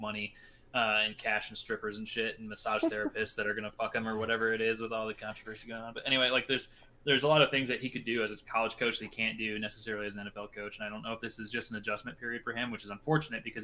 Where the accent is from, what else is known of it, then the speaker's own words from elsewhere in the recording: Iowa, United States; I'm from Iowa